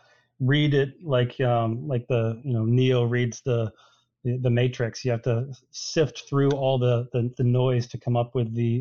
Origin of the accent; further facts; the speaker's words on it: Boston, Massachusetts, United States; moved away as an adult; I moved away from the Boston area when I was in college